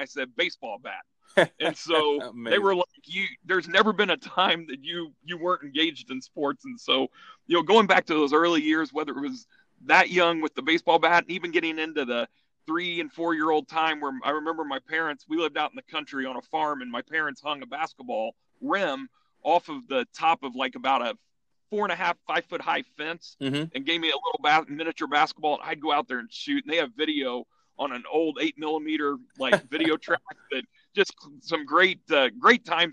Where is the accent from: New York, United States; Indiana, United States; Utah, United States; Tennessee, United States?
Indiana, United States; growing up in Indiana was fantastic because sports was an important part of that growing up experience for myself and my friends